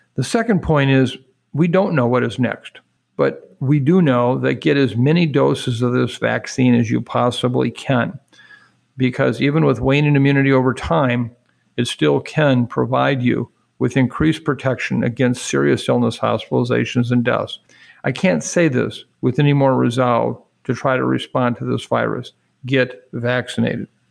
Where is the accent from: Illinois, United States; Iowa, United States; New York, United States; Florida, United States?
Iowa, United States; Waukon; I'm from Iowa. I'm very proud